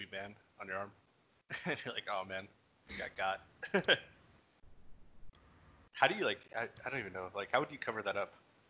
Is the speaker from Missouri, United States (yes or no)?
yes; Humansville, Missouri, United States; moved away; also born or lived in San Diego, California; I grew up in Missouri, in a town with like 900 people, so we were lucky to have electricity.